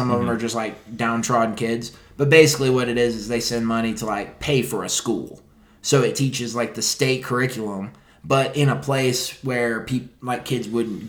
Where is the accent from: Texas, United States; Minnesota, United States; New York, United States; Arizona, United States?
Texas, United States; oh, you're from California? No, I'm from Texas.